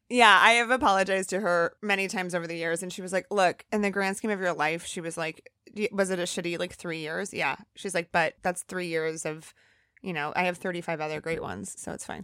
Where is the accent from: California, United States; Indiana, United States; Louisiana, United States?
Indiana, United States; Elkhart; moved away as an adult; also born or lived in Chicago / Santa Barbara; I was born in Chicago and I grew up in Elkhart, Indiana